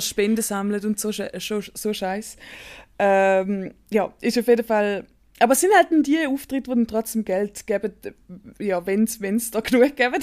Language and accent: German; Staad, St. Gallen, Switzerland; ich bin in Stad aufgewachsen. Das ist ein Dorf